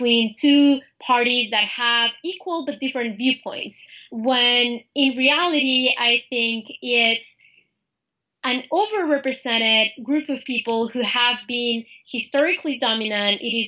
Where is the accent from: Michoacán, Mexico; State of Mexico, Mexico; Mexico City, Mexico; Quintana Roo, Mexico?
Mexico City, Mexico; moved away; I'm from Mexico City, and I'm here part of the La Raza Student Association